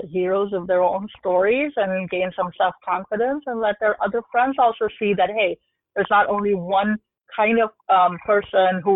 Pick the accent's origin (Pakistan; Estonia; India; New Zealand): Pakistan; moved away as an adult; also born or lived in Houston, United States; now in United States; I was born in Pakistan